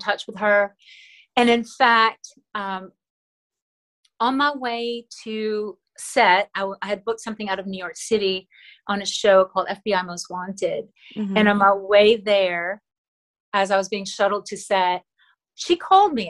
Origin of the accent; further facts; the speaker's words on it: Manila, Metro Manila, Philippines; first language Tagalog; English is a second language; moved away; I was born and raised in Manila, and so I still speak Tagalog, which is my native language, fluently